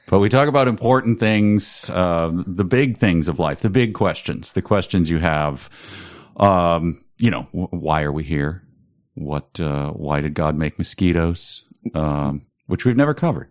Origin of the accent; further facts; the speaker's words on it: near Chicago, Illinois, United States; I grew up near Chicago. I didn't grow up in Chicago